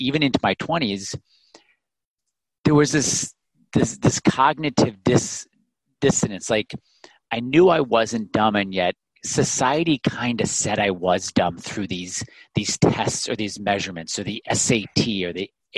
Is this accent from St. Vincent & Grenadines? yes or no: no; Illinois, United States; growing up in the Midwest in Illinois